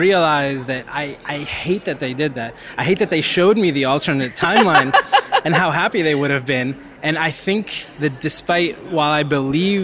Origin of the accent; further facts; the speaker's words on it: Puerto Rico; moved away; I was born in Puerto Rico, and that's an island